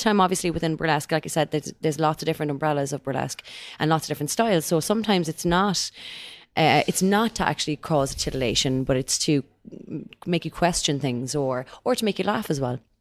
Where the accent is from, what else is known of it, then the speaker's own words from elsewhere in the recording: Ireland; we're Irish